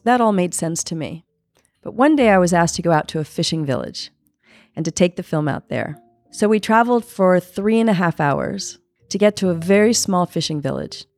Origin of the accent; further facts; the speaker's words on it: San Francisco, California, United States; I'm from San Francisco, California